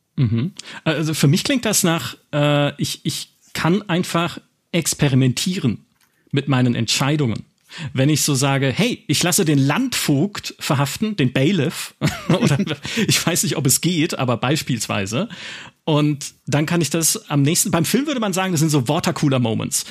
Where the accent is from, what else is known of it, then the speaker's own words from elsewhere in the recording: Black Forest, Baden-Württemberg, Germany; im Schwarzwald spielt, in meiner Heimat